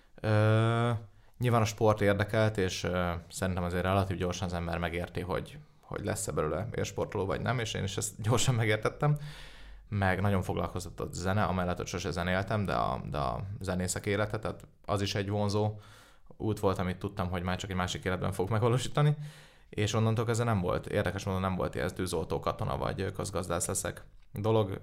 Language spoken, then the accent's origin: Hungarian; Budapest, Hungary; Én budapesti vagyok